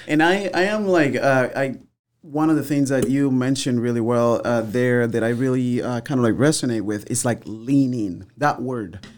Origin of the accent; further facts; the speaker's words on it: Havana, Cuba; also born or lived in Santiago de Cuba; now in United States; in Havana, growing up